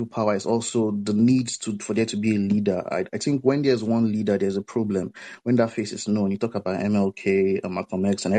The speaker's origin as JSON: {"language": "English", "country": "Nigeria", "said": "I'm from Nigeria."}